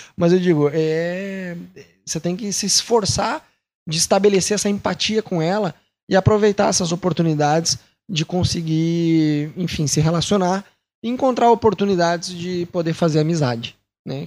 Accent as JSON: {"language": "Portuguese", "country": "Brazil", "moved": "as an adult", "lives_now": "Argentina", "said": "sendo brasileiro"}